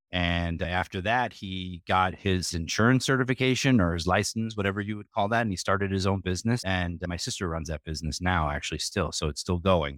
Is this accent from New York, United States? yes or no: yes; Sleepy Hollow, New York, United States; moved away as an adult; also born or lived in Frankfurt, Germany; It's now called Sleepy Hollow